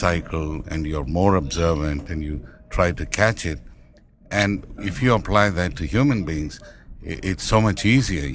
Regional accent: Tamil Nadu, India; accent: Indian; first language Tamil; English is a second language; moved away; I speak my mother tongue, which is Tamil. Even rest of India doesn't speak that language. Hindi is our national language, and I speak English, you know, of course, with an Indian accent

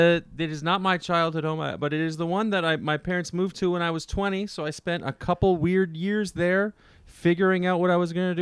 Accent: Ottawa, Ontario, Canada; Kirk is in my hometown of Ottawa, Ontario, Canada.

